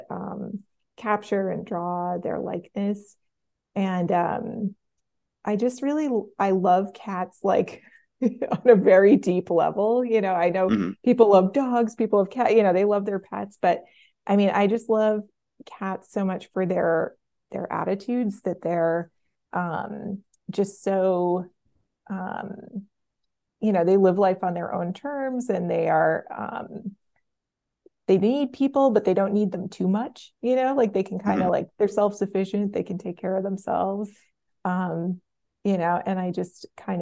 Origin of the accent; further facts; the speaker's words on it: suburbs of Boston, Massachusetts, United States; also born or lived in New York; now in Providence, United States; I grew up a little bit in New York and mostly in the suburbs of Boston